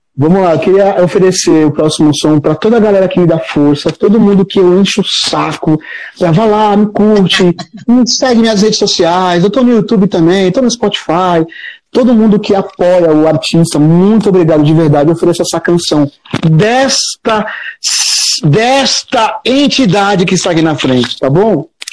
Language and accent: Portuguese; Guarujá, São Paulo, Brazil; moved away as an adult; now in São Paulo, Brazil; Eu sou do litoral de São Paulo, mas as minhas avós são, são uma do Maranhão, Paraíba, desculpa, e a outra do Ceará